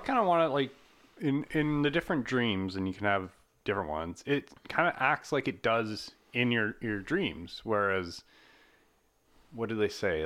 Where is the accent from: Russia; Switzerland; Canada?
Canada; we're Canadian